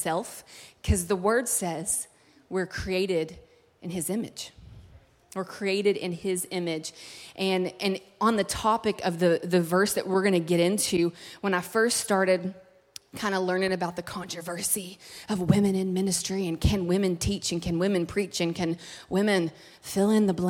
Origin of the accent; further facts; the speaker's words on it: Kentucky, United States; moved away as an adult; now in California, United States; It's like real cold at home in Kentucky